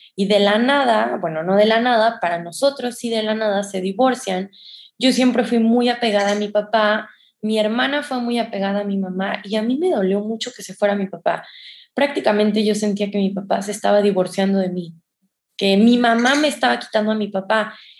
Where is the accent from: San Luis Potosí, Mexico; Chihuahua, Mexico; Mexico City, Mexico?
San Luis Potosí, Mexico; moved away; yo, yo soy de San Luis Potosí